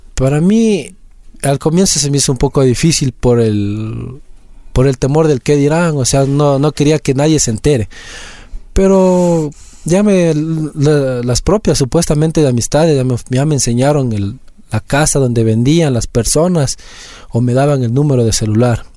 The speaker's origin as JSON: {"language": "Spanish", "town": "Quito", "region": "Pichincha", "country": "Ecuador", "said": "yo soy de aquí de Quito, eh, vivo en el sector del condado."}